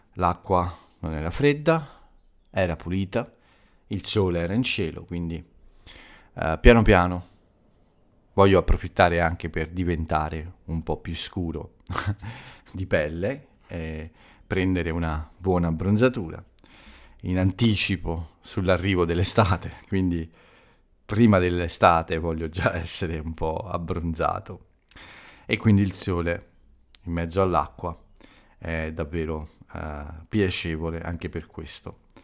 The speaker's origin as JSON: {"language": "Italian", "country": "Italy"}